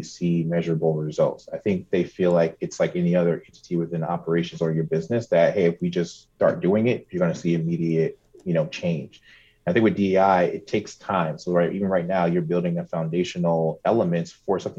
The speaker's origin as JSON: {"language": "English", "region": "New Jersey", "country": "United States", "moved": "as an adult", "said": "I'm originally from New Jersey, transplant here, so I moved here last summer"}